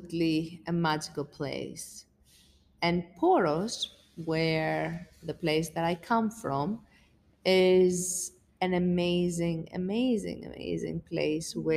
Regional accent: Greece; moved away; being away from my family and my country

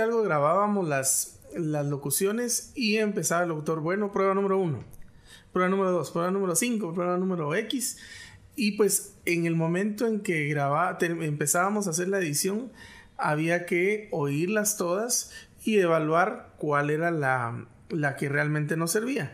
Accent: Guatemala; accent: Guatemalan; tenemos un cantadito que solo nosotros no lo conocemos

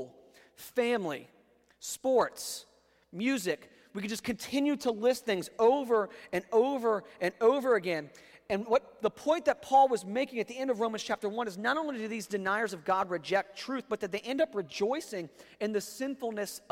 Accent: Northern Virginia, United States; now in North Carolina, United States; where I grew up in Northern Virginia.

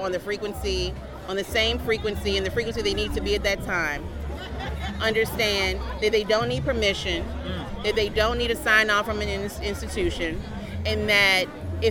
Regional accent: Richmond, Virginia, United States; I'm from Richmond

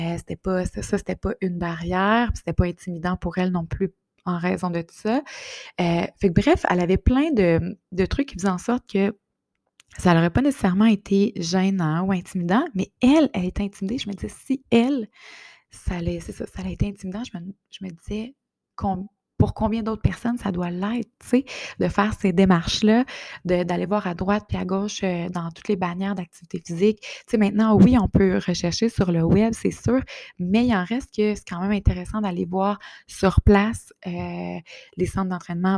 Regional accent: Bas-Saint-Laurent, Quebec, Canada; now in Quebec City, Canada; je suis native du Bas-Saint-Laurent, mais je suis à Québec depuis euh, quand même plus de, 15 ans

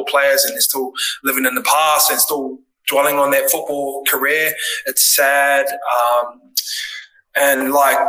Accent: Tokoroa, Waikato, New Zealand; I grew up in Tokoroa

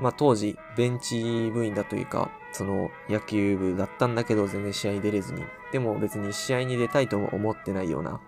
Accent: Okayama, Japan; 俺らの出身地は岡山なんですよ。

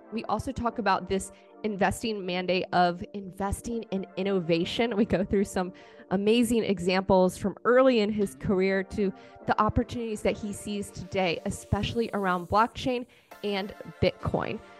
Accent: Virginia, United States; moved away; also born or lived in North Carolina; I'm originally from Virginia

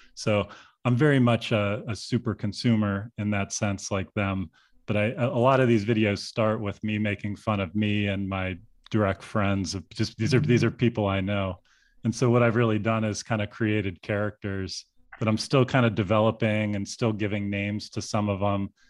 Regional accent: Pittsburgh, Pennsylvania, United States; now in Chicago, United States; my hometown of Pittsburgh

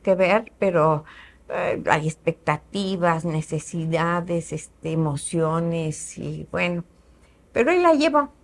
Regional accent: Querétaro, Mexico; also born or lived in Mexico City; Yo soy queretana también, mis papás

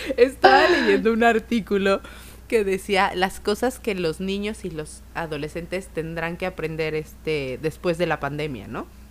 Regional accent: Mexico

